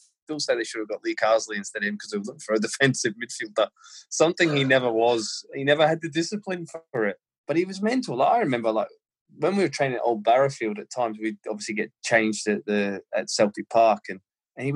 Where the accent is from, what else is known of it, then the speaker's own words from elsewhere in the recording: Australia; moved away; I was born and brought up in Australia, to win at all costs